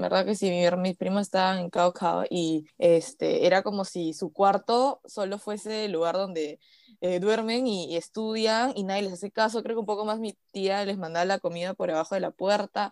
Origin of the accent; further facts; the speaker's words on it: Peru; siendo peruanos